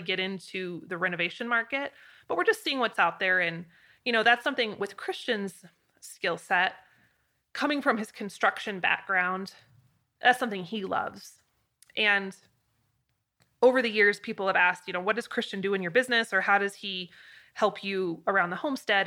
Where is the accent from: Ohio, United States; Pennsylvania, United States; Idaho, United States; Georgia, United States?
Idaho, United States; a little girl growing up in Idaho